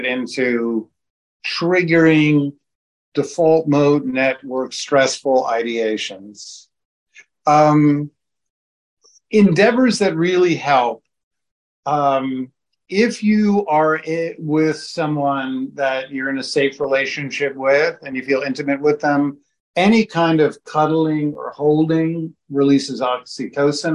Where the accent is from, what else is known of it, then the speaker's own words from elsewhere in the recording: New York, United States; I'm from New York.